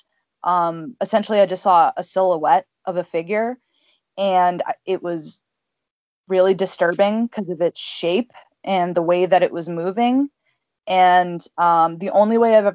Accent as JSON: {"language": "English", "region": "Massachusetts", "country": "United States", "tie": "born or raised there", "said": "born and raised in New England. Specifically Massachusetts"}